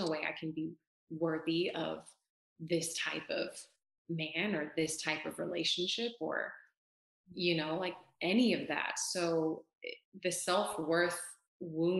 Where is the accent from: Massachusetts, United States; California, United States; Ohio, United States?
California, United States; moved away as an adult; now in Texas, United States; I'm from California, born and raised